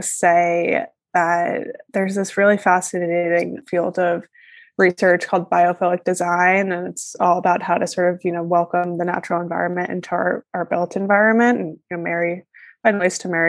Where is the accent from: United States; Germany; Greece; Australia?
United States; Northeast; I live in New York City and I am from the Northeast originally